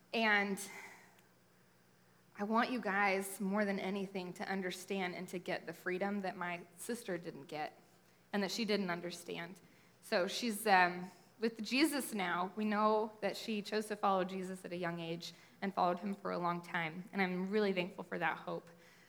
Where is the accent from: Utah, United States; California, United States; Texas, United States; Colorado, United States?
Utah, United States; also born or lived in Las Vegas, Nevada / Kansas City; So then I moved to Southern Utah, and then my dad went to seminary at Midwestern in Kansas City, and so my family moved here.